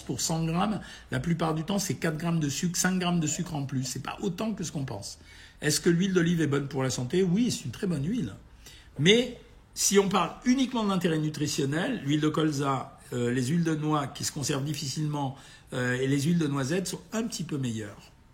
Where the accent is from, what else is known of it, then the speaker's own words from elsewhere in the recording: Oran, Oran Province, Algeria; moved away; moi-même, je suis né à Oran